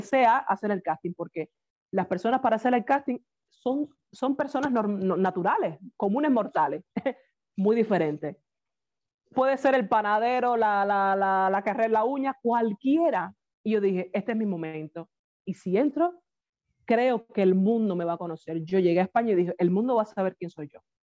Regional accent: Havana, Cuba; moved away as an adult; now in Vila-seca, Spain; yo nací en La Habana, en el cerro

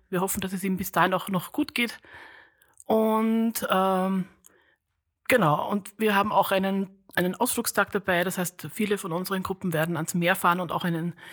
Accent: Upper Austria, Austria; Ich komme auch aus Österreich, aus also der Diözese Linz

